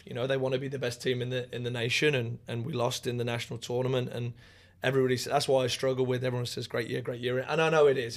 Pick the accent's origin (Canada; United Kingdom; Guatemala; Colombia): United Kingdom; Raunds, East Midlands; moved away as an adult; now in United States; I am from a little town called Rauns